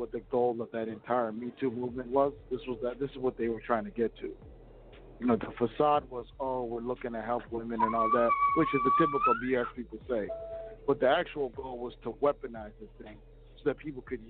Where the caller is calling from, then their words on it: Minneapolis, Minnesota, United States; I'm calling from Minneapolis